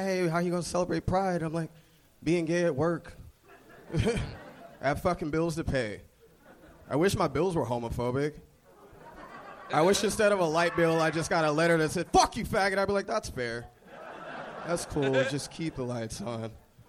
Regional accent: Florida, United States; now in Los Angeles, United States

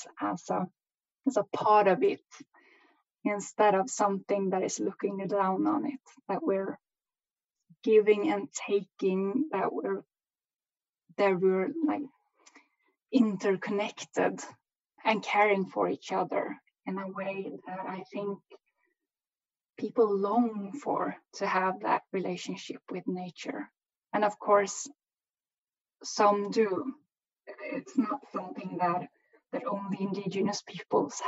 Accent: Swedish Sápmi, Sweden; I'm from the Swedish side of Sápmi

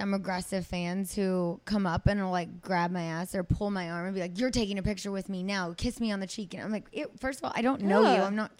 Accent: Azusa, California, United States; accent: Valley girl; San Gabriel Valley. I grew up in Azusa.

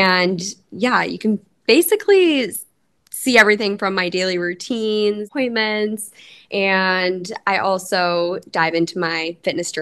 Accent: Canada; moved away as an adult; now in Tampa, United States; I'm a Canadian girlie

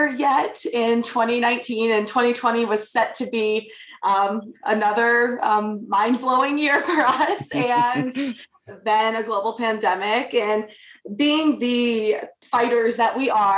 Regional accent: Michigan, United States; moved away; also born or lived in New York; I grew up in Michigan in the great outdoors

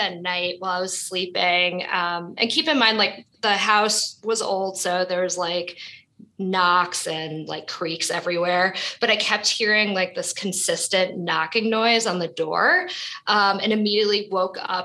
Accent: New York City, New York, United States; I was born and raised in Brooklyn, New York

